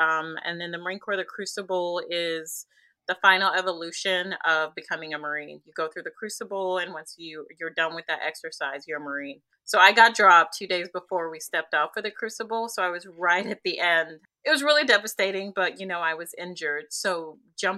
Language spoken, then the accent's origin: English; Zambia; now in United States; So I came from Zambia. It's a Central African country, landlocked.